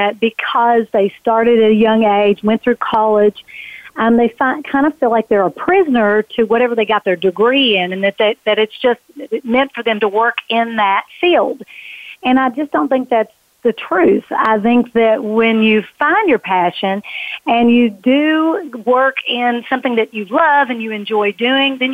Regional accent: Kentucky, United States; It started in Kentucky. I was born in Kentucky, and I was raised by parents

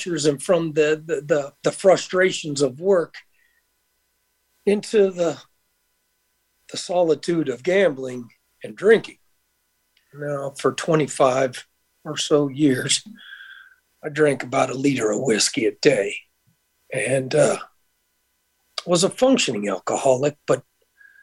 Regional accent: Conyers, Georgia, United States; moved away as an adult; now in Las Vegas, United States; I'm originally from Atlanta, Georgia, actually just a little bit outside Atlanta in a place called Conyers

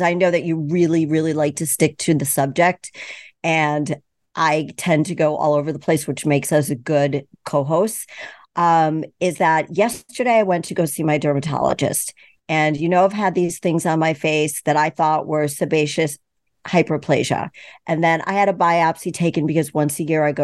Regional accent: East Coast, United States; I'm from the East Coast

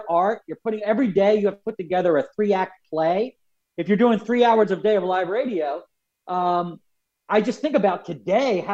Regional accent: Philadelphia, Pennsylvania, United States; we're from Philadelphia already. I'm Irish Catholic

